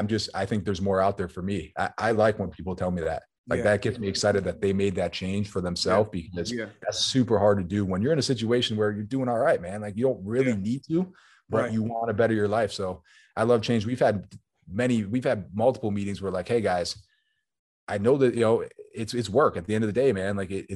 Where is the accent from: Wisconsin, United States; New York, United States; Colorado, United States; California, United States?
New York, United States; Buffalo; So I think you got to put it in Buffalo.